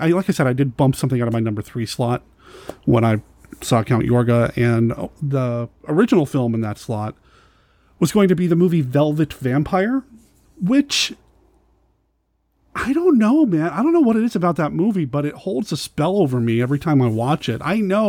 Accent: Arizona, United States; born there; I was born in Arizona.

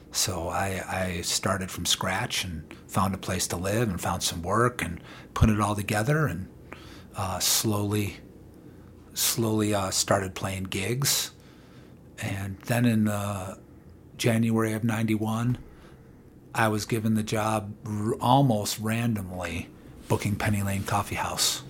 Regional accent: Chicago, Illinois, United States; moved away as an adult; now in Boulder, United States; I'm originally from Chicago

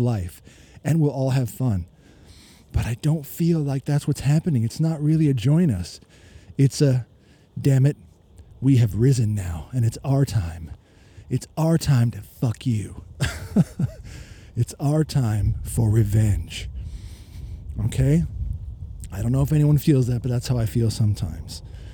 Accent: United States; moved away as an adult; now in Melbourne, Australia; I am an American currently, expat living in Australia, been here 20 years

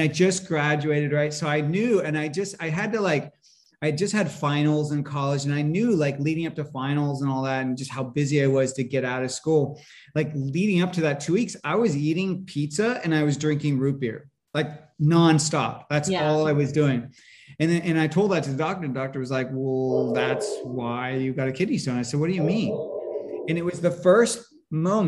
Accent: Northern California, United States; I grew up in California, in Northern California

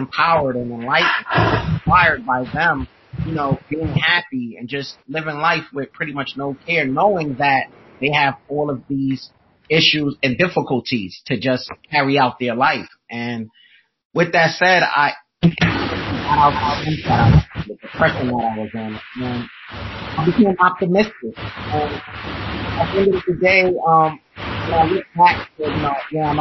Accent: New York City, New York, United States; I'm from Brooklyn, New York.

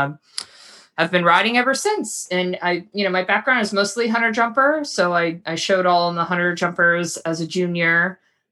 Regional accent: Florida, United States; I grew up in Florida. I'm still here in Florida

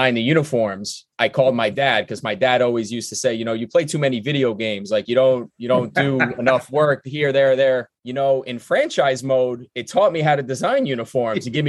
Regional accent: New York City, New York, United States; moved away as an adult; also born or lived in Mill Basin, Brooklyn / Amherst, Massachusetts; I'm from Brooklyn. When I grew up in the Georgetown, Bergen Beach area

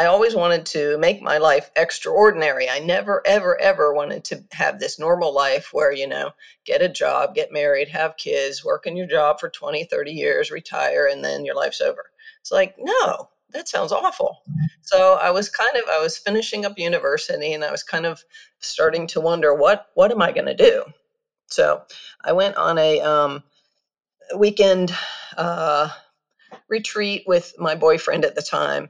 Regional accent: United States; moved away as an adult; also born or lived in Kyoto, Japan; I'm an American who grew up in the States, but after university, I left to travel the world

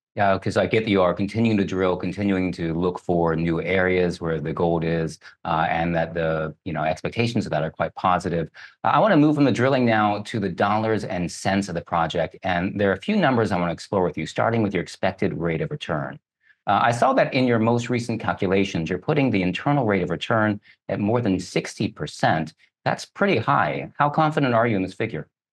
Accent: Kentucky, United States; I grew up in Kentucky, so, uh, grew up around horses

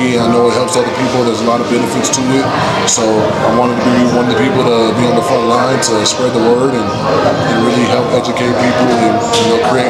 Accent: Colorado, United States; Well, I'm from Colorado.

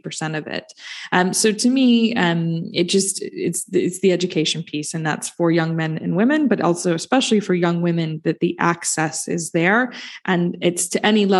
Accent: United States; I'm American

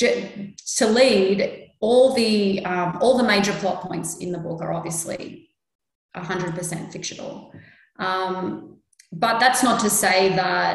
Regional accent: Sydney, New South Wales, Australia; I'm a Lebanese woman born and raised in Sydney. And like Nicole, my beginnings are also out in Sydney's West.

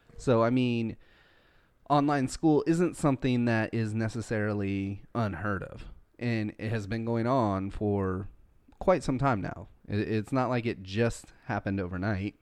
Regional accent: United States; I am an American

